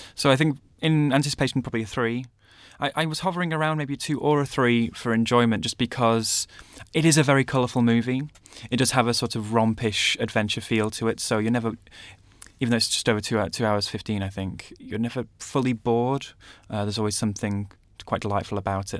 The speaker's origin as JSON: {"language": "English", "town": "Manchester", "region": "North West England", "country": "United Kingdom", "tie": "born or raised there", "said": "I grew up in Manchester as well"}